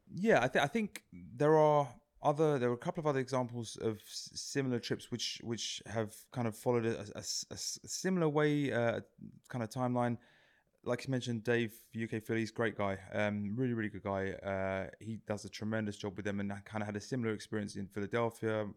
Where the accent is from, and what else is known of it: England, United Kingdom; born or raised there